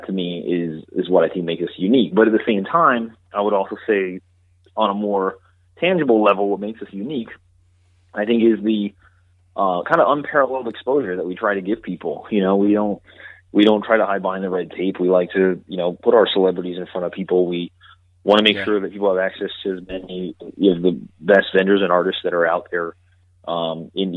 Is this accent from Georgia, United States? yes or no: yes; Georgia, United States; moved away as an adult; now in New York, United States; I'm personally not from New York, originally. I'm from Georgia.